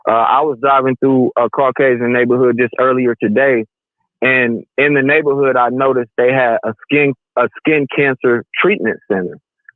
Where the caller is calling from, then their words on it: Oklahoma, United States; man. I'm calling from Oklahoma, sir.